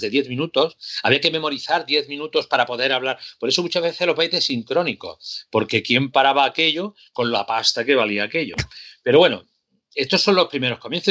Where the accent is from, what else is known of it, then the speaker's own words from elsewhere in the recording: Córdoba, Andalusia, Spain; mi ciudad Córdoba